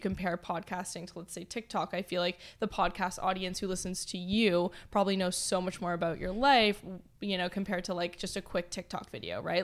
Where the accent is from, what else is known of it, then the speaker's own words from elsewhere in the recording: Toronto, Ontario, Canada; moved away as an adult; now in Los Angeles, United States; born and raised in Toronto.